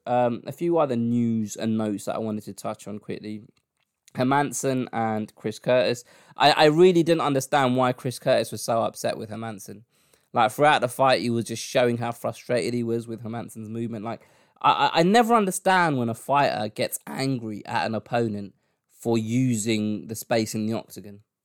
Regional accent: London, United Kingdom; my hometown

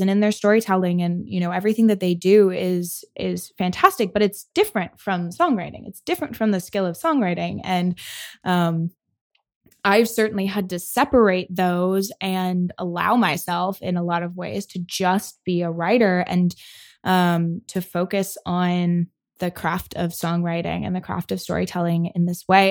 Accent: Michigan, United States; moved away as an adult; I grew up in Michigan

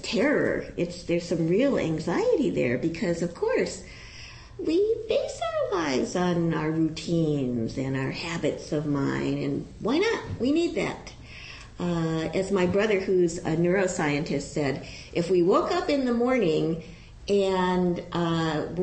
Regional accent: Ohio, United States; I was a kid from Ohio when I went to college.

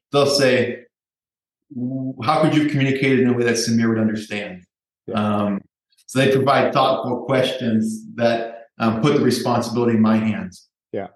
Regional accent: Minneapolis, Minnesota, United States; I was lucky enough to find a job in my hometown of Minneapolis, Minnesota

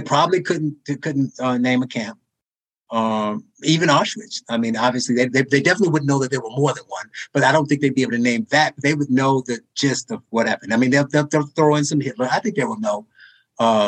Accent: Gary, Indiana, United States; my hometown of Gary

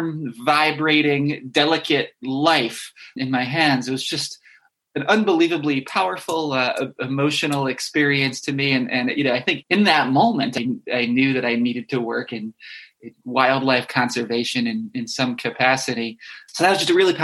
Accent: Westchester County, New York, United States; I grew up in New York State in Westchester County

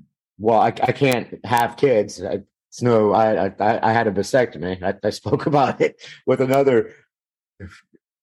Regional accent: Miami, Florida, United States; also born or lived in Louisiana; I was born and raised in Miami.

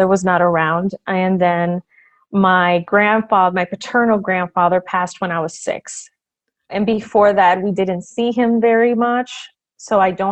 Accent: Puerto Rico; now in Massachusetts, United States; I am originally from Puerto Rico, but then we moved here to Massachusetts, where I've been since 1988 on and off, because I did go back to Puerto Rico for college.

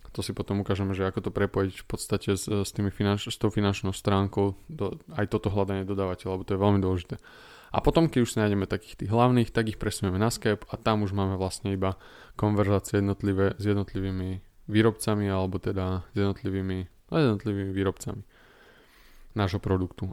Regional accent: Slovakia; som zo, zo Slovenska

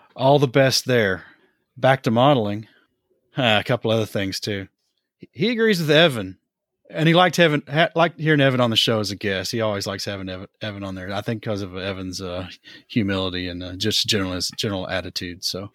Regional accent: Johnson City, Tennessee, United States; moved away; my hometown of Johnson City

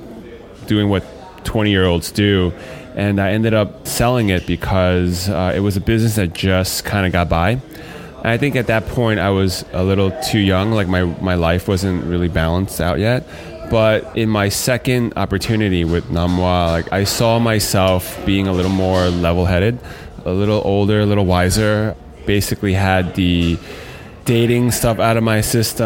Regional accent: United States; As a Chinese-American or American-Chinese person

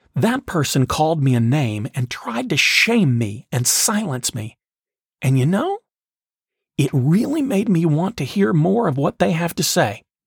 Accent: the South, United States; the people I grew up with in the South

